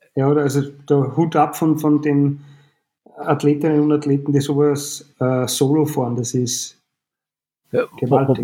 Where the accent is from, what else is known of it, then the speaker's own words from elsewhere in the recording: Frankenburg am Hausruck, Upper Austria, Austria; ich bin gebürtig aus Frankenburg